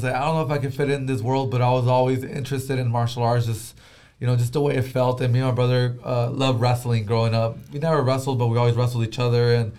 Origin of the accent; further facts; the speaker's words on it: Vista, California, United States; I grew up in Vista, which is like North County, San Diego. I was already living there. That's where our family's from.